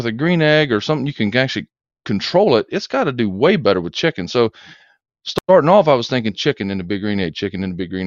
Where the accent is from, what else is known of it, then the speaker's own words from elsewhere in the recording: Augusta, Georgia, United States; I grew up in Augusta, Georgia